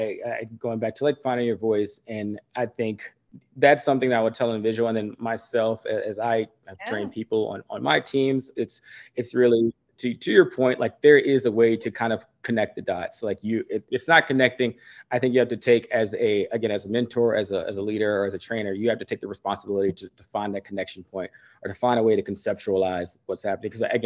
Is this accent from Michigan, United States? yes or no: no; Maryland, United States; also born or lived in Virginia / Montana / Germany / New Jersey; So I was born in Virginia, and then we moved Montana, Germany, New Jersey, and then ultimately to Maryland, where I spent like the second half of my life.